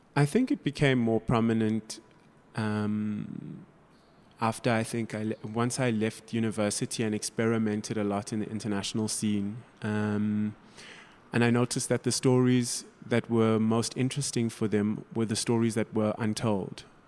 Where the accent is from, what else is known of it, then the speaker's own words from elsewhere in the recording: Durban, KwaZulu-Natal, South Africa; now in Johannesburg, South Africa; I was brought up in South Africa.